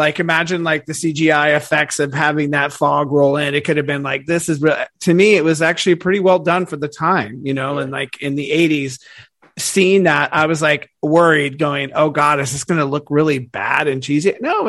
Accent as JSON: {"language": "English", "region": "California", "country": "United States", "said": "I'm from California. So seeing the coast and seeing that was like, I miss that."}